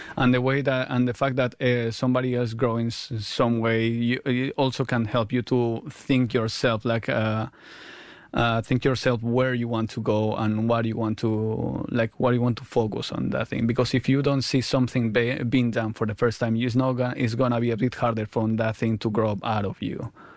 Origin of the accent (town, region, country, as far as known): Mallorca, Balearic Islands, Spain; born or raised there; also born or lived in Argentina / London; now in Mallorca, Spain